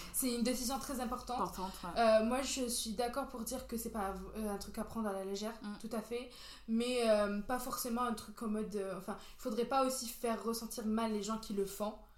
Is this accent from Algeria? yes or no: yes; Béjaïa, Béjaïa Province, Algeria; moved away; J'ai grandi en Algérie, plus précisément à Béjaïa.